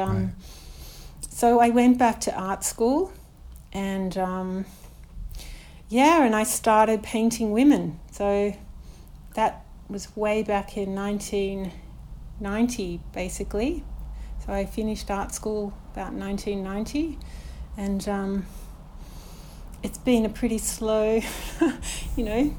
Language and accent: English; Melbourne, Victoria, Australia; also born or lived in St Kilda; I grew up in a little kind of sleepy little suburb down the road called Parkdale. It was probably about 10 minutes from the beach. And we live on Port Phillip Bay here